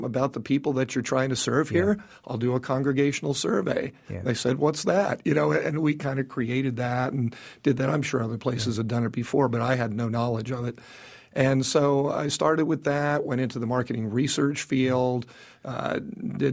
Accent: New York City, New York, United States; I was born in New York City

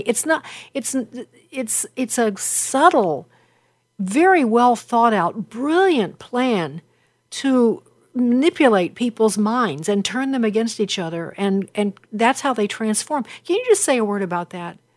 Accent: Chicago, Illinois, United States; I'm from Chicago

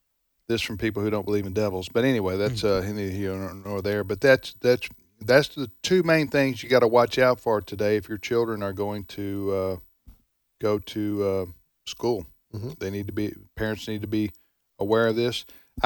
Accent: the South, United States; I'm a Southerner myself, but I've traveled the country

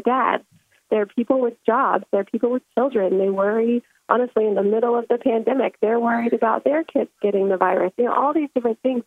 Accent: United States; moved away; I grew up in America

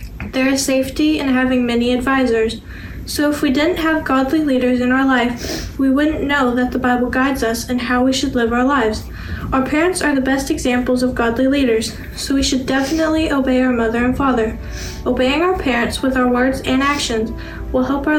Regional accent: Orange, Texas, United States; I am 15 years old, and I'm from Orange, Texas

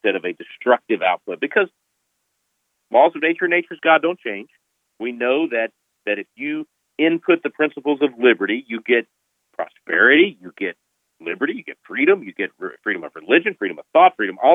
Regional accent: Texas, United States; my home state of Texas

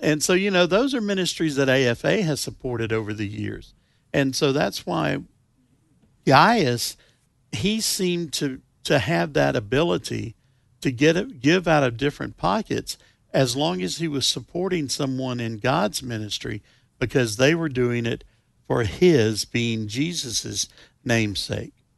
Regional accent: the South, United States; I am from the South.

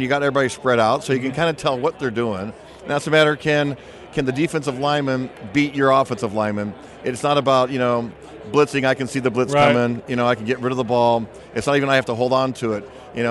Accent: California, United States; because I grew up in Southern California, and I go watch the LA Rams, right?

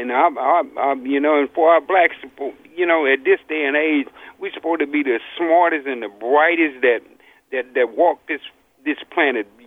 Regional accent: Louisiana, United States; also born or lived in New Orleans; I was born, I was born in Louisiana, been in New Orleans, all up and down that Gulf State, you know, the swamp

